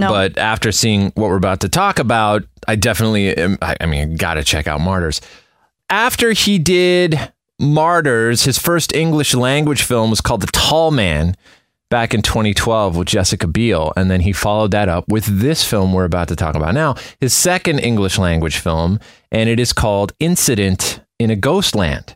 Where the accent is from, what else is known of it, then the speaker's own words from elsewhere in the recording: Prince Albert, Saskatchewan, Canada; moved away; I was born in Prince Albert, Saskatchewan